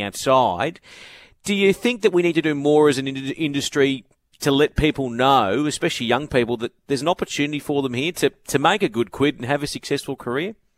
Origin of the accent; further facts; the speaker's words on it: Brisbane, Queensland, Australia; now in Sydney, Australia; I grew up in Brisbane